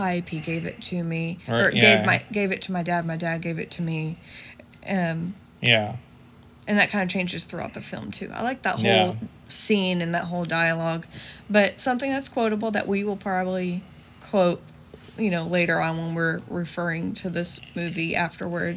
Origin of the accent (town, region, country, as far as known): East Texas, United States